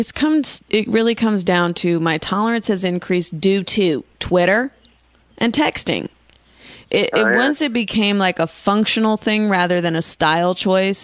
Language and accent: English; Bay Area, California, United States; I was raised in the Bay Area